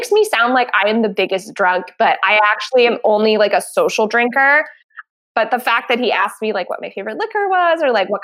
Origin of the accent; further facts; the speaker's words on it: New Jersey, United States; I grew up in South Jersey